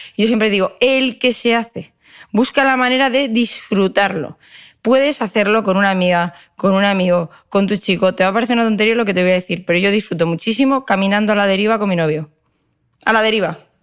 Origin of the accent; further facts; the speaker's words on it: Madrid, Community of Madrid, Spain; moved away; also born or lived in Valencia; Yo, como soy madrileña, como digo, nacida en Madrid, pero me siento valenciana